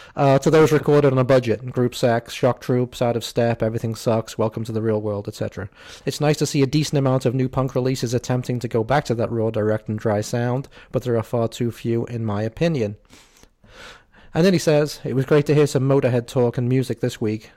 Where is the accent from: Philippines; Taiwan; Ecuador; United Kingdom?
United Kingdom; England; as an English person here